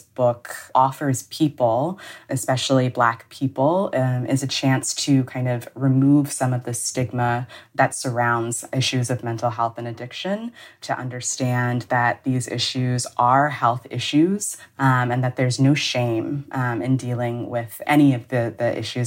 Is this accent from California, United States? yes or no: no; Huntsville, Alabama, United States; when I was younger, we lived in Huntsville, Alabama